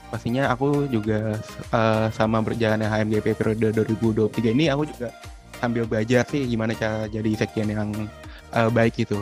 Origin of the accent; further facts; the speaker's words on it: South Tangerang, Banten, Indonesia; now in Yogyakarta, Indonesia; aku kan asal dari Tangerang Selatan dan Tangerang Selatan itu kebetulan kayak keada uh, gak ada gitu makanan cara khasnya dari daerah ini sendiri